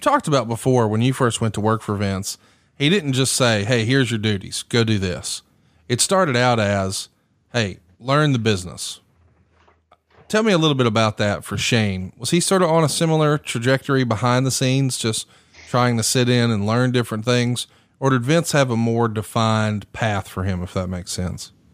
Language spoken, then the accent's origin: English; the South, United States; all of us from the South